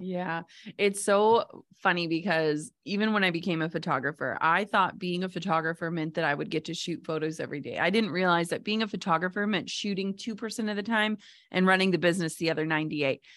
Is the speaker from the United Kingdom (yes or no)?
no; Minnesota, United States; I'm from Minnesota